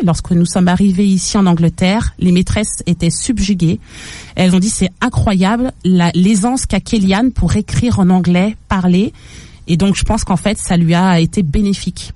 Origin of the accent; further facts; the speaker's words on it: Paris, Île-de-France, France; moved away as an adult; also born or lived in Saint-Augustin, Charente-Maritime; now in England; Je suis née à Paris. J'ai fait euh, toute mon adolescence à Paris.